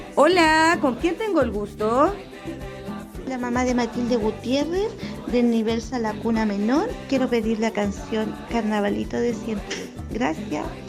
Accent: Chile; nuestro país, de Chile

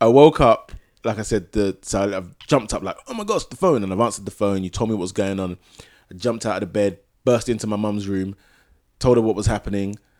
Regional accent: Ghana; both Nana and I are, are from Ghana

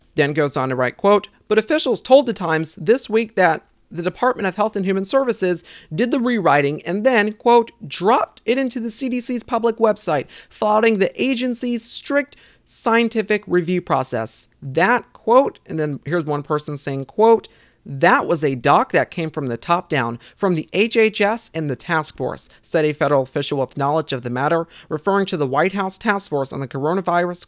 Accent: South Carolina, United States; my home state here in South Carolina

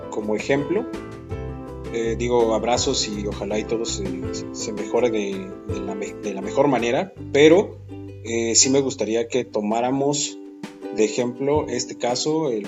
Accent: Mexico; Como mexicanos, sí, todos nos quejamos y todo, todo se lo delegamos al gobierno

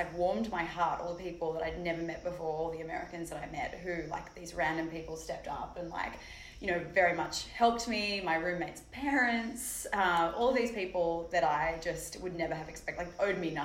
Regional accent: Sydney, New South Wales, Australia; moved away as an adult; now in New York, United States; From Australia, originally from Sydney

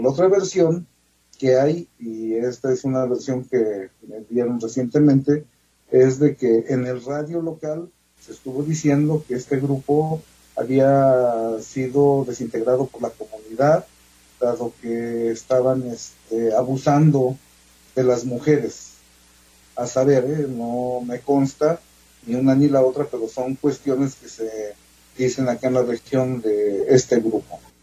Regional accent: the region around Huapalcalco, Hidalgo, Mexico; aquí en la región de donde yo soy originario

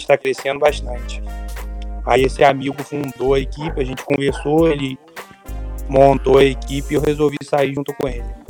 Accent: Campos dos Goytacazes, Rio de Janeiro, Brazil; eu sou de Campos, dos Goitacás, estado do Rio de Janeiro

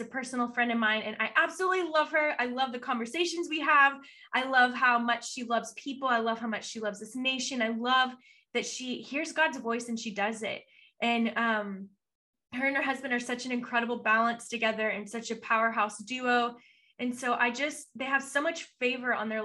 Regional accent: Texas, United States; I'm a Texan

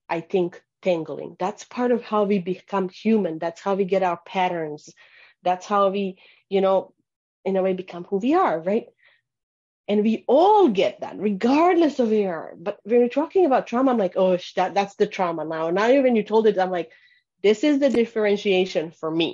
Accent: Bosnia & Herzegovina; moved away; I grew up in Bosnia in the war, falling apart of Yugoslavia

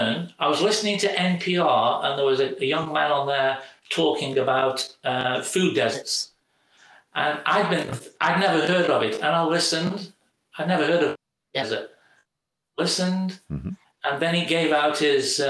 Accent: United Kingdom; moved away as an adult; now in St. Louis, United States; being British

